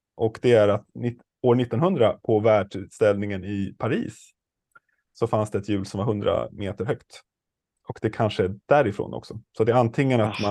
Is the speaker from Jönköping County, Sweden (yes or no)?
no; Stockholm, Stockholm County, Sweden; jag är ju stockholmare